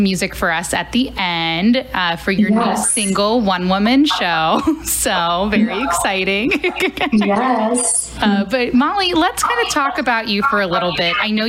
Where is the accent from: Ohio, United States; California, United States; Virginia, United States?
Ohio, United States; Cincinnati; I'm originally from Cincinnati, Ohio, so I still have friends from Cincinnati up through St. Louis.